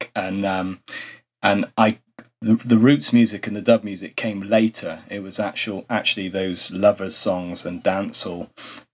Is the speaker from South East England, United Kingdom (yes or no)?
no; Bristol, South West England, United Kingdom; accent: Bristolian; I spent my early years in growing up in inner city Bristol, and then my teens, my parents then moved out so we could have a bigger garden, and it was a bit further out in Bristol